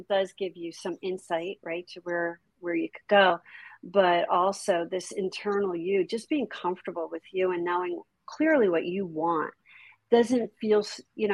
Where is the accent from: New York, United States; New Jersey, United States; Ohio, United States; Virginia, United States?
New Jersey, United States; I grew up in Jersey